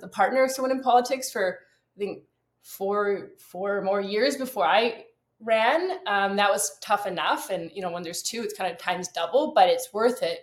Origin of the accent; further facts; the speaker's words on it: Vancouver Island, British Columbia, Canada; now in Port Moody, Canada; And I grew up also in Vancouver Island. So another thing we have in common, we're both from Vancouver Island.